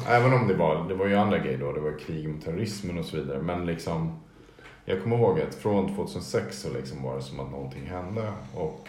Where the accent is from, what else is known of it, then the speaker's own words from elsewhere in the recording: Stockholm, Stockholm County, Sweden; det var ändå mer som en så gradvis zon mellan det grönområde där jag växte upp och parken